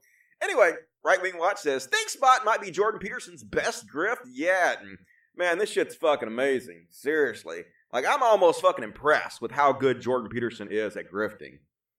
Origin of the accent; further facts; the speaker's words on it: Australia; I'm an Aussie. So we don't celebrate it.